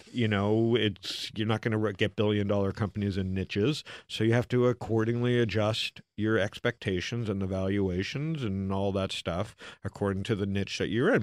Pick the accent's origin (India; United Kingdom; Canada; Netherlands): Canada; also born or lived in Arizona; now in United States; as a Canadian in America